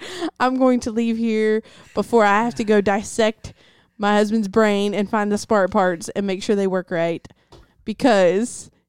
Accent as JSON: {"language": "English", "region": "the South", "country": "United States", "said": "I'm from the South, so, like, we had to translate in between people sometimes because I understand the English accent, and she understand the Deep South."}